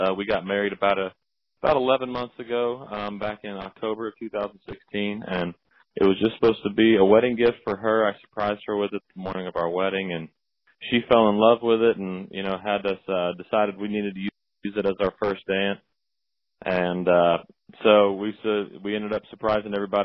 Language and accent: English; South Arkansas, United States; moved away as an adult; now in Nashville, United States; I grew up in South Arkansas. I moved here to Nashville to attend Belmont University